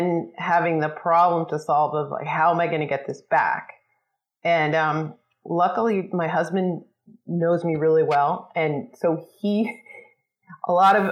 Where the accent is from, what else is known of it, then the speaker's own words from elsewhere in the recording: suburb of New York City, United States; now in California, United States; I grew up on the East Coast in a sort of preppy, waspy suburb of New York City